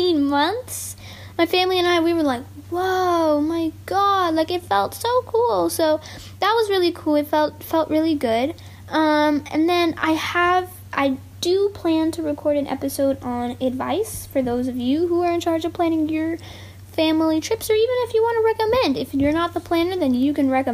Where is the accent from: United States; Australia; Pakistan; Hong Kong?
United States; Texas; I am a Texan